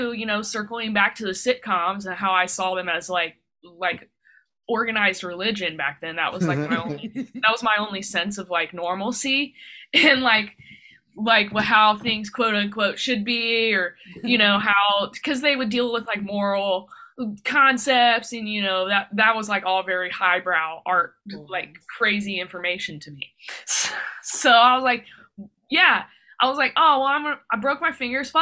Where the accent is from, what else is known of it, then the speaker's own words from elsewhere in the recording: Dayton, Ohio, United States; I'm from Dayton, Ohio